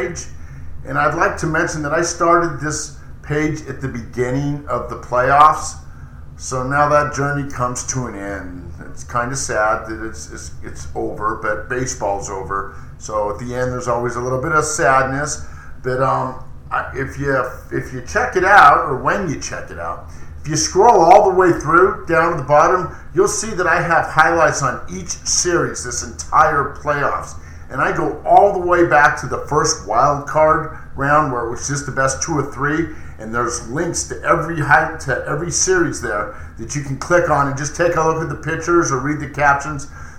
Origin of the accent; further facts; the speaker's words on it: Los Angeles, California, United States; Yes, I was born in Los Angeles. Yes, I was there as a child growing up.